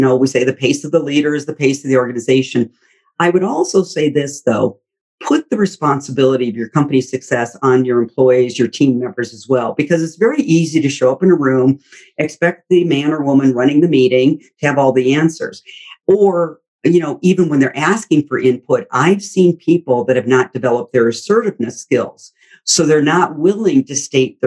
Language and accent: English; Midwest, United States; we grew up in the Midwest